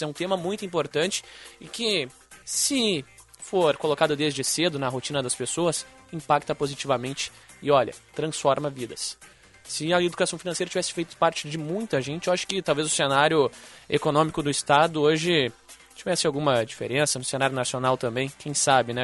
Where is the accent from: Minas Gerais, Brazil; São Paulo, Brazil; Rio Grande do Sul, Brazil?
Rio Grande do Sul, Brazil; Alvorada; também sou de Alvorada